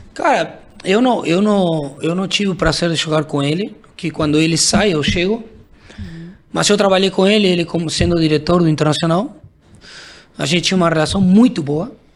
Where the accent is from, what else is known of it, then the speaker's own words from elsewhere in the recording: Argentina; Portuguese is a second language; moved away as an adult; also born or lived in Brazil; sendo argentino